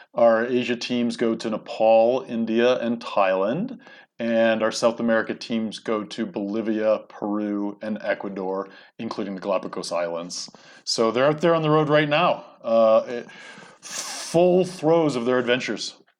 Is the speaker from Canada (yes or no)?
yes; Canada; moved away as an adult; now in United States; I grew up in Canada, by the way. I'm sort of a Canadian American.